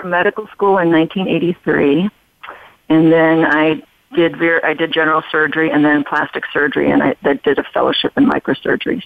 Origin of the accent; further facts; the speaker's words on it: Chicago, Illinois, United States; also born or lived in Albuquerque; now in Las Vegas, United States; I'm originally from Chicago, um, and I've lived in Albuquerque.